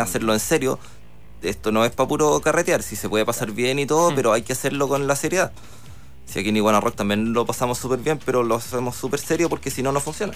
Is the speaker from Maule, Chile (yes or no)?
no; Concepción, Biobío, Chile; soy de Concepción